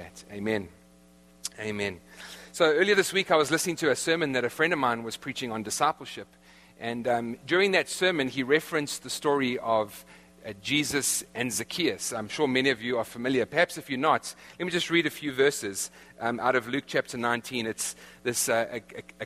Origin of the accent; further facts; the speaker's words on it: South Africa; accent: South African; moved away; my South African accent